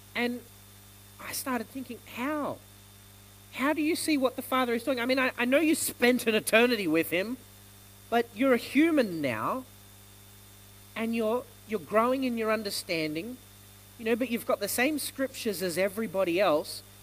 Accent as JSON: {"language": "English", "country": "Australia", "tie": "born or raised there", "said": "I'm born in Australia, so I'm Australian"}